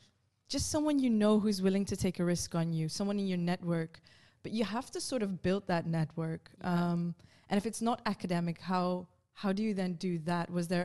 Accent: Netherlands; I grew up in the Netherlands

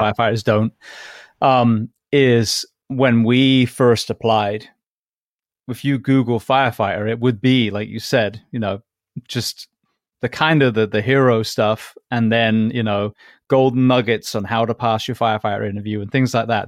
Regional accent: England, United Kingdom; also born or lived in Japan / Orlando; now in Florida, United States; being English

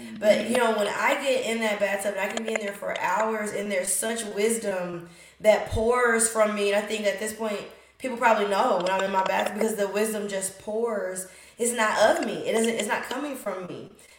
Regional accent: Kentucky, United States; also born or lived in Indianapolis; I'm from Kentucky, have lived in Indianapolis the majority of my life. So I never grew up by the ocean.

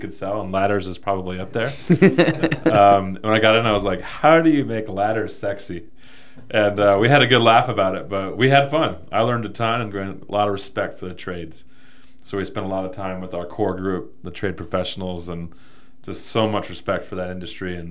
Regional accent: Southern California, United States; moved away as an adult; now in Utah, United States; I'm from Southern California originally. Grew up there

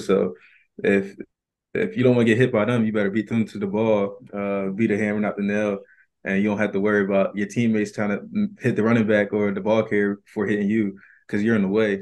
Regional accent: Philadelphia, Pennsylvania, United States; moved away as an adult; now in Atlanta, United States; I was born down here in Atlanta, but I moved straight up to the Philadelphia area, like, when I was one month old

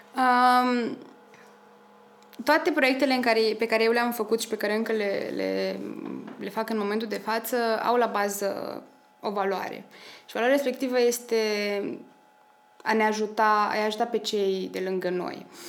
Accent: Slobozia, Ialomița County, Romania; moved away as an adult; also born or lived in Cluj-Napoca, Romania / Vienna, Austria; sunt din Slobozia

